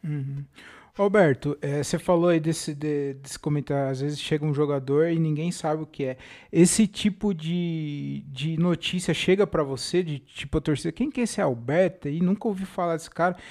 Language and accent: Portuguese; Jundiaí, São Paulo, Brazil; also born or lived in Tanabi; Eu nasci lá em Tanabi e vim para Jundiaí muito pequeno